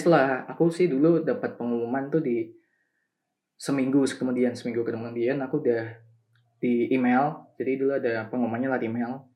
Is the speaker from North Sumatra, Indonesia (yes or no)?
no; Semarang, Central Java, Indonesia; asal aku kan dari Semarang juga jadi aku milih buat di kantor Semarang